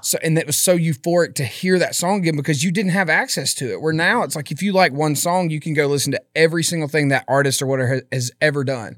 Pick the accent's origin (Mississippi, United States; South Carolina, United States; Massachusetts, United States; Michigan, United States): Mississippi, United States; Philadelphia; moved away as an adult; I absolutely loved my hometown.